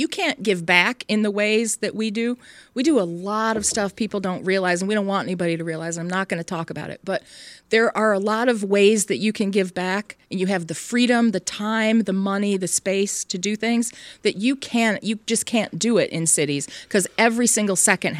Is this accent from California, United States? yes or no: yes; San Francisco Bay Area, California, United States; also born or lived in Michigan / Baltimore; But I grew up primarily in the San Francisco Bay Area, went to high school and college, undergraduate school there.